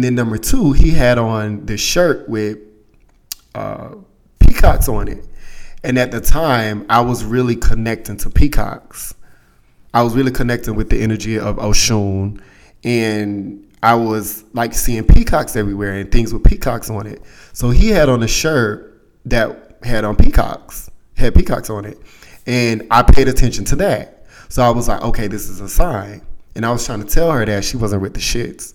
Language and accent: English; United States; we're from the States